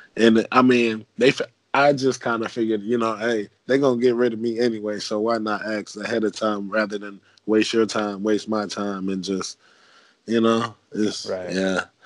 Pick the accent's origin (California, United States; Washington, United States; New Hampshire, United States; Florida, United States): Florida, United States; Fort Long Beach; my football camp coming uh, up in my hometown in uh, Fort Long Beach, Florida